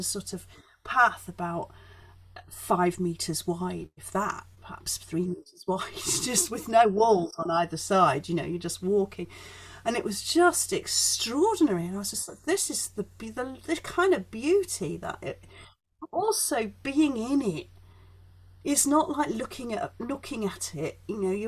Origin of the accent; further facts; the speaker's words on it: Leeds, Yorkshire and the Humber, United Kingdom; also born or lived in Chelmsford, United Kingdom; Well, I grew up in Yorkshire. We moved to Yorkshire when I was five.